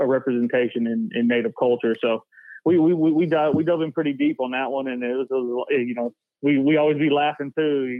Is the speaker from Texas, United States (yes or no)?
no; Tahlequah, Oklahoma, United States; I'm from Tahlequah, Oklahoma, where I was born, Hastings Hospital, IHS